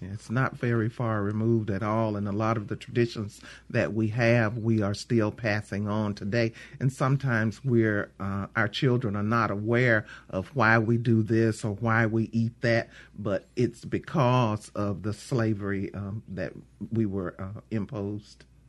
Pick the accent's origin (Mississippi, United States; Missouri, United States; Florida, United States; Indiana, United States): Mississippi, United States; I'm from Mississippi